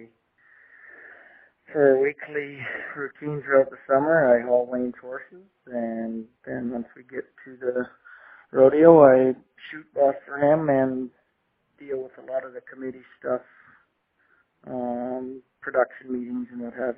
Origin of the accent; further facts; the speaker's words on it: Grande Prairie, Alberta, Canada; also born or lived in Dawson Creek, British Columbia; I was born in Dawson, but I was raised in Grand Prairie